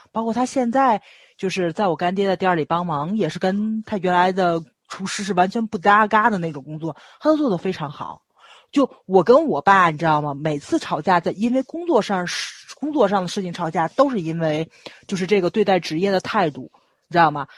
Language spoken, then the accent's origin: Chinese; Tianjin, China; accent: Tianjin; 我不是外地人，我就是天津人